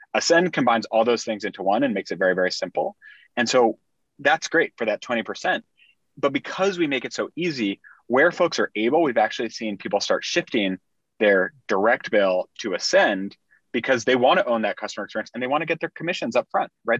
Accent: Indiana, United States; moved away as an adult; also born or lived in Bay Area, California; I grew up in Indiana, um, small town Indiana

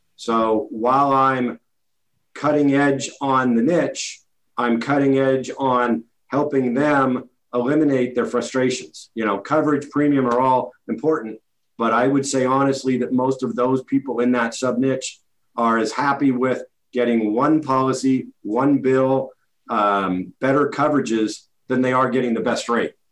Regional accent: Redwood City, California, United States; my hometown of Redwood City

